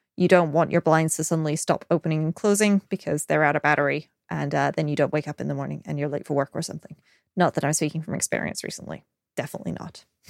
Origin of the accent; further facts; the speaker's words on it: United Kingdom; I'm British. We complain about the weather